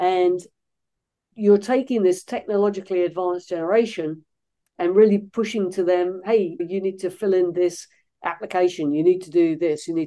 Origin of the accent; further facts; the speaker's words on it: London, United Kingdom; now in Los Angeles, United States; I'm not originally from these parts, originally from the UK, but I've been living in the United States for most of my life at this point